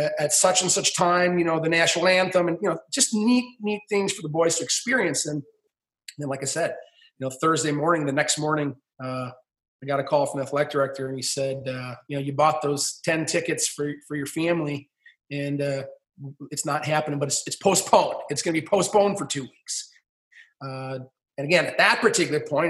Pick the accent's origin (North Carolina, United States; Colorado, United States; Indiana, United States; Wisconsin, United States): Wisconsin, United States; Stevens Point; moved away; I grew up in Stevens Point, Wisconsin